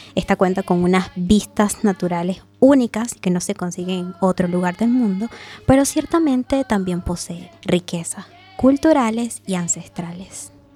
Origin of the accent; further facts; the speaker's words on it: Canaima, Bolívar, Venezuela; first language Pemon; Spanish is a second language; pertenezco a este territorio lleno de magia ancestral. Sí, pertenezco a esta maravillosa tribu de indígenas